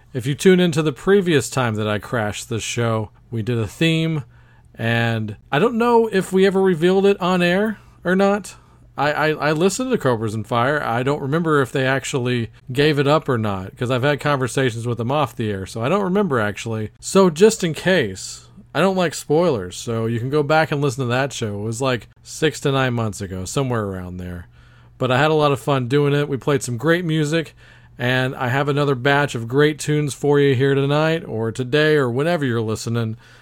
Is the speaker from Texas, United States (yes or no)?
yes; Texas, United States; my home state of Texas